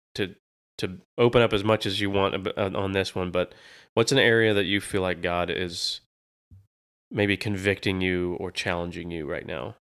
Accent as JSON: {"language": "English", "region": "Florida", "country": "United States", "tie": "born or raised there", "moved": "as an adult", "lives_now": "Texas, United States", "said": "I grew up in Florida"}